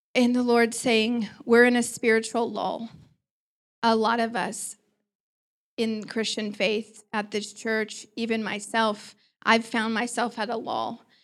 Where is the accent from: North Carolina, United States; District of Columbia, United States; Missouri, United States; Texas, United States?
Missouri, United States; Joplin; I was born in Joplin, Missouri